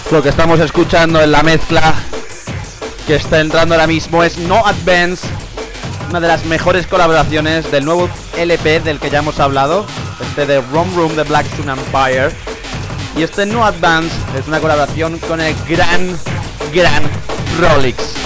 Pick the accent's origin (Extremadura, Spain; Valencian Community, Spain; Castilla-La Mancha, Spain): Castilla-La Mancha, Spain; Ciudad Real; desde Ciudad Real, el sitio de donde yo nací